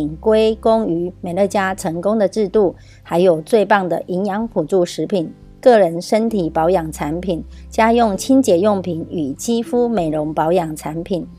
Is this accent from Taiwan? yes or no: yes; Miaoli County, Taiwan